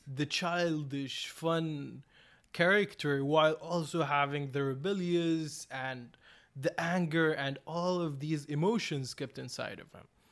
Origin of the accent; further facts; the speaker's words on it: Saudi Arabia; I come from Saudi Arabia, a, a coastal city with like a lot of mixed cultures, but no cinema